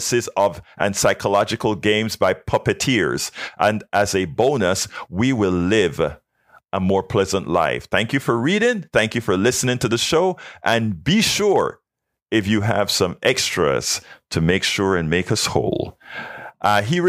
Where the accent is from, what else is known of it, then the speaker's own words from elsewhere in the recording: Panama; now in United States; my home country, Panama